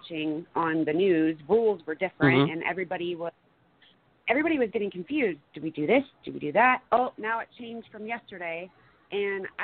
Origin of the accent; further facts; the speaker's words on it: Fort Wayne, Indiana, United States; also born or lived in Kansas / Florida; now in Iowa, United States; So I'm originally from Fort Wayne, Indiana. I did move to Kansas for a little bit, and then I took off to Florida in 2016. But now I'm living in Iowa